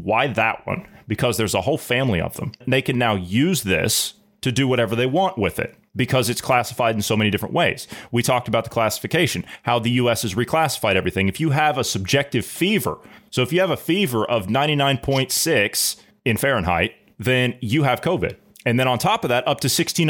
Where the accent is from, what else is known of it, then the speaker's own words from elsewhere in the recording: Ohio, United States; my home state of Ohio